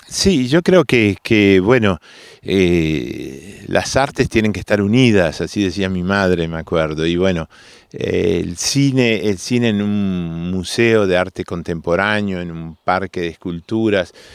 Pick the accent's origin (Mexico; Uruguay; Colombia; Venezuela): Uruguay; Montevideo; de chico yo vivía en Millán y, Espinillo, en Montevideo